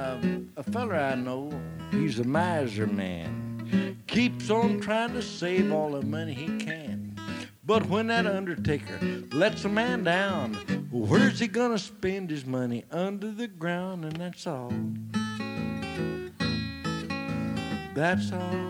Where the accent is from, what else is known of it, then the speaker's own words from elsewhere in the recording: Muhlenberg County, West Kentucky, United States; I was born and raised in West Kentucky, in the coal fields of West Kentucky, in Muhlenberg County